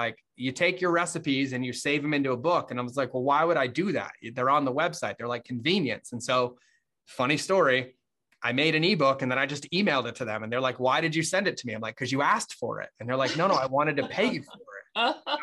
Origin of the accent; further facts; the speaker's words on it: Massachusetts, United States; moved away as an adult; I grew up in Massachusetts